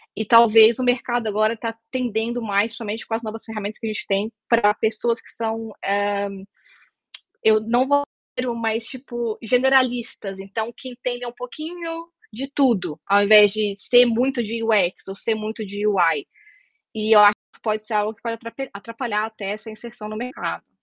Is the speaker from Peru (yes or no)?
no; Brasília, Federal District, Brazil; moved away as an adult; also born or lived in United Kingdom / Russia; now in Portugal; Originalmente eu sou de Brasília